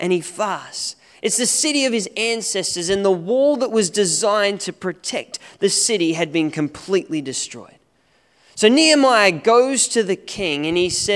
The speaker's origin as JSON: {"language": "English", "country": "Australia", "moved": "yes", "lives_now": "New Zealand", "said": "As an Aussie"}